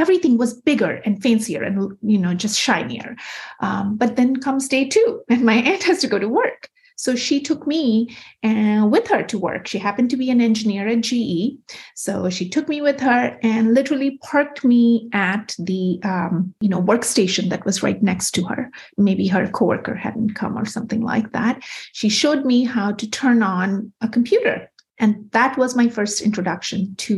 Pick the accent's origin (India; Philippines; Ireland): India; Kolkata, West Bengal; moved away as an adult; also born or lived in Winona, Minnesota / New York City; I grew up in Kolkata, India, and lived there until I was a newly minted 20-year-old